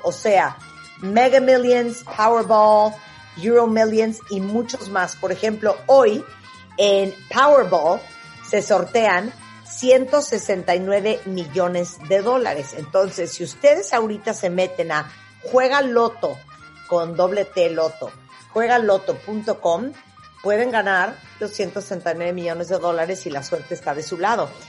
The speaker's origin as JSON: {"language": "Spanish", "country": "Mexico", "said": "nosotros en México"}